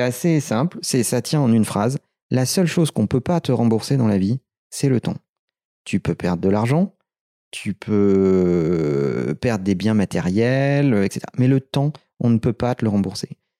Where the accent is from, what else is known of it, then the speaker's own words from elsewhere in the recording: Limoges, Nouvelle-Aquitaine, France; moved away as an adult; now in Paris, France; Je suis né à Limoges, on a démarré à Limoges